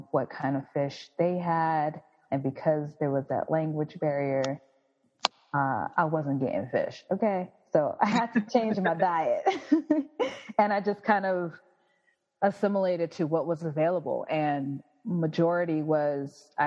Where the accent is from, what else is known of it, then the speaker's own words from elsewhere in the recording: United States; moved away as an adult; also born or lived in South Korea; living and growing up in America and then going elsewhere